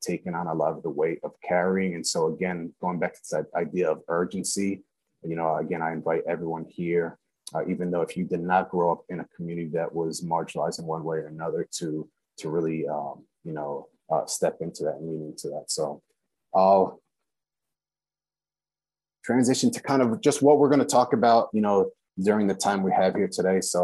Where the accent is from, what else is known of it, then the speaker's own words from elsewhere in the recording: Long Island, New York, United States; born and raised in Long Island, New York, to immigrant parents from Guatemala